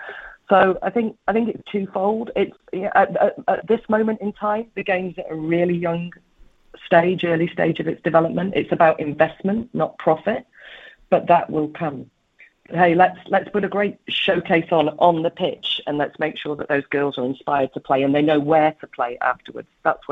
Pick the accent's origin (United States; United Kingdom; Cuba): United Kingdom; England; I am an English woman